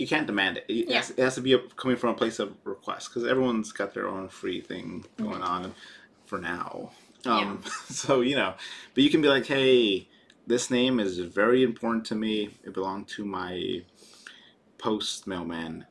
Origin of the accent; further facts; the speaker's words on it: Los Angeles, California, United States; I grew up in Los Angeles, a big city, a lot of people around me